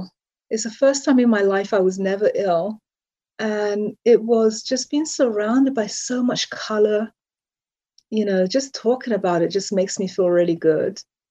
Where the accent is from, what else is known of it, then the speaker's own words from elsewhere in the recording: London, United Kingdom; moved away as an adult; also born or lived in Trinidad; now in United States; And I'm from London, was born and raised there my whole life. And my family, my mom is Jamaican and my father is Trinidadian.